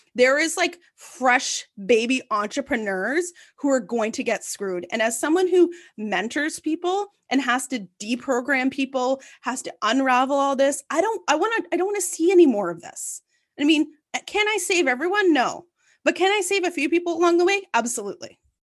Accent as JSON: {"language": "English", "town": "Ottawa", "region": "Ontario", "country": "Canada", "tie": "born or raised there", "said": "I'm born and bred in Ottawa, and, um, you know, I grew up very downtown"}